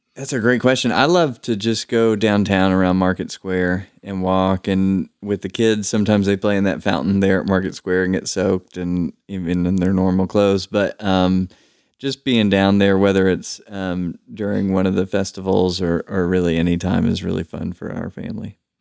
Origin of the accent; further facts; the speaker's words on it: Knoxville, Tennessee, United States; I was born and raised here in Knoxville